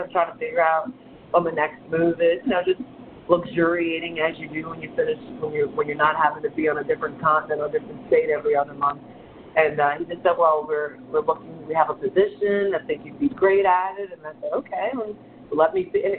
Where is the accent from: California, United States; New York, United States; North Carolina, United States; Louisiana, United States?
Louisiana, United States; New Orleans; I'm from New Orleans